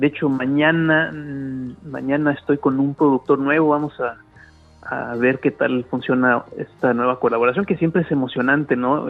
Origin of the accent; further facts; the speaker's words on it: Mexico; now in Sydney, Australia; yo siendo mexicano, pero estando fuera de México, sobre todo ya llevando tanto tiempo